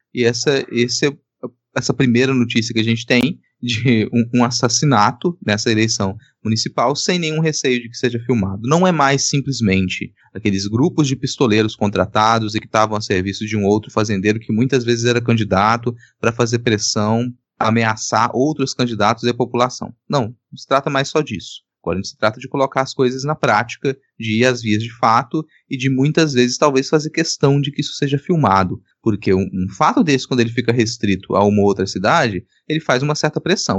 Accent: Minas Gerais, Brazil; now in Espírito Santo, Brazil; eu sou de Minas Gerais, né, cara? É. Sou mineiro mora muito tempo no Espírito Santo, mas eu sou mineiro

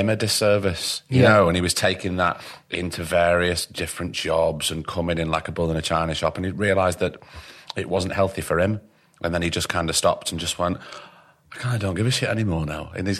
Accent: Blackpool, North West England, United Kingdom; accent: northern; moved away; also born or lived in London; I come from Blackpool

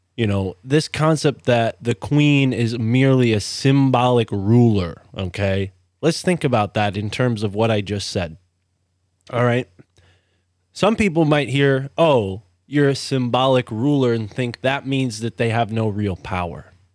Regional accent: East Coast, United States; I grew up on the East Coast

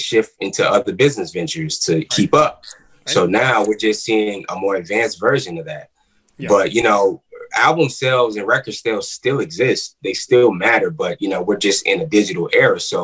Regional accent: New York City, New York, United States; now in Atlanta, United States; I'm from Queens, New York

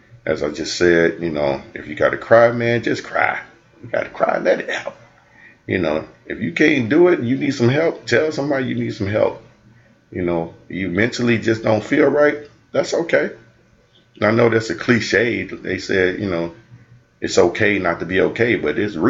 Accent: United States; I grew up in the Cochran Projects and I grew up in predominantly, you know, black neighborhoods

